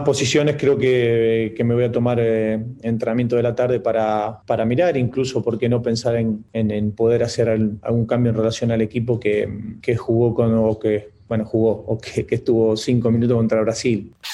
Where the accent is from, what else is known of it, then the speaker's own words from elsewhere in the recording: Santa Fe, Argentina; yo soy de Santa Fe